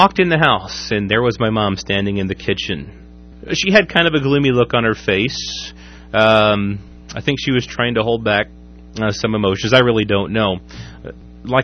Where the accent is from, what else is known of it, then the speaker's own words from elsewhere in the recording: Waverly, United States; my hometown of Waverly